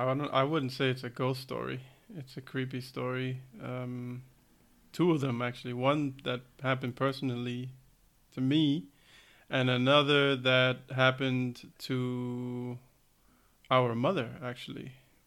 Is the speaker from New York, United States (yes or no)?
yes; New York, United States; You know the apartment that we grew up in New York, right?